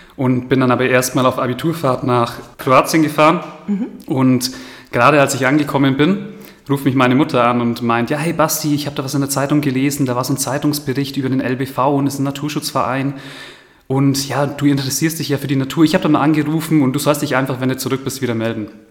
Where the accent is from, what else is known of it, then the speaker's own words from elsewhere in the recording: Bavaria, Germany; bei uns in Bayern